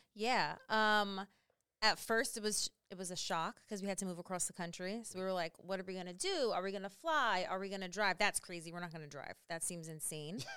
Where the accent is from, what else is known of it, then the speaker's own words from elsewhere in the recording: New York City, New York, United States; moved away as an adult; also born or lived in South Carolina; now in Alaska, United States; we're from New York, and then we lived in, we came from South Carolina.